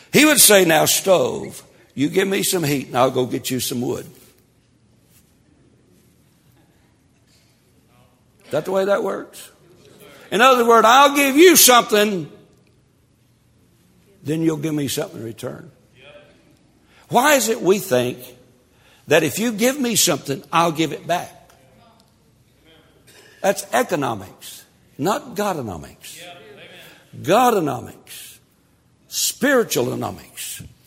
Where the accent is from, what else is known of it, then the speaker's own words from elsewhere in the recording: Tennessee, United States; I was raised in Tennessee